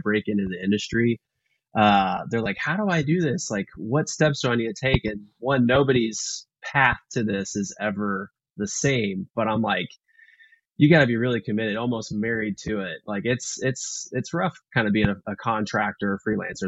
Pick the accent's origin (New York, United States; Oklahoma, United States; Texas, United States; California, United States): Texas, United States; Houston; now in Austin, United States; I grew up in Texas. I grew up in uh, Houston